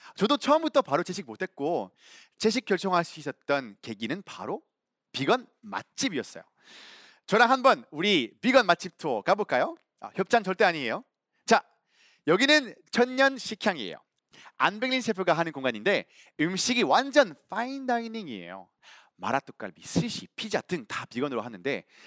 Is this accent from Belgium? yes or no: yes; Belgium; Korean is a second language; now in South Korea; 저는 벨기에에서 온